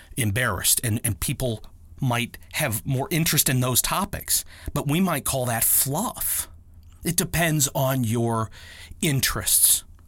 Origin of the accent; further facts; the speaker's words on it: Akron, Ohio, United States; a homegrown, like, uh, I am here in Akron, Ohio